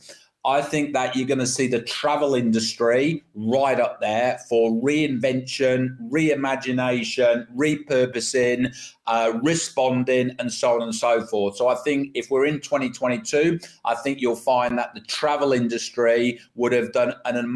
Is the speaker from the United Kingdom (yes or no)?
yes; United Kingdom; now in Australia; my home country, the UK